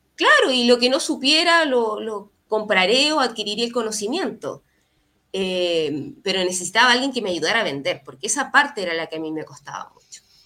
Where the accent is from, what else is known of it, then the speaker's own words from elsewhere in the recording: Valparaíso, Chile; Yo soy nací en Valparaíso, estudié en la, universidad acá